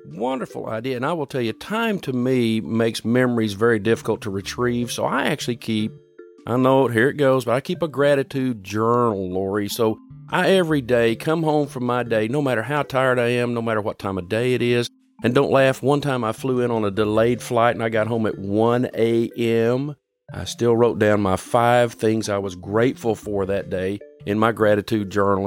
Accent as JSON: {"language": "English", "country": "United States", "tie": "born or raised there", "said": "I was born in America"}